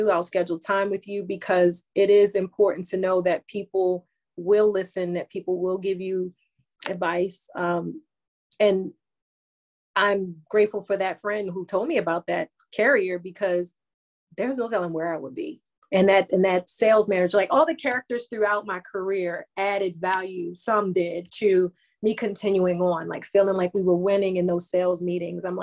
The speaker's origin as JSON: {"language": "English", "town": "Baltimore", "region": "Maryland", "country": "United States", "moved": "yes", "said": "I'm not there anymore. I'm from Baltimore."}